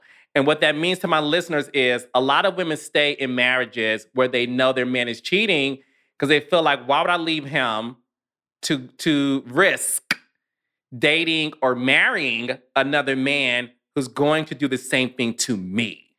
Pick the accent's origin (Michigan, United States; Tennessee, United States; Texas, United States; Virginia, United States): Michigan, United States; Detroit; also born or lived in Atlanta; now in Los Angeles, United States; growing up in Detroit